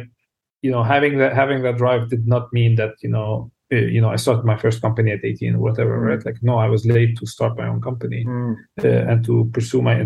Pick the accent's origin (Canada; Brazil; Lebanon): Lebanon; South Lebanon; I was born in Lebanon. In the south of Lebanon, grew up in a relatively poor family.